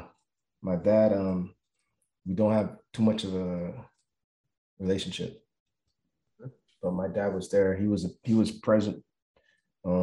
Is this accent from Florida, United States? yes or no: yes; Miami, Florida, United States; I grew up in Miami, Florida